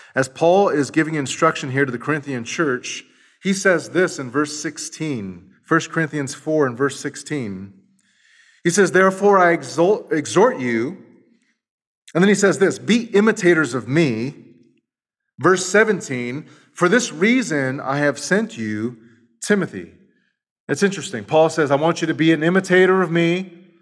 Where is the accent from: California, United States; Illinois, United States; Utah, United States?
California, United States; Los Angeles; moved away; I'm from East L A." And we just start talking it up because we're from the same hood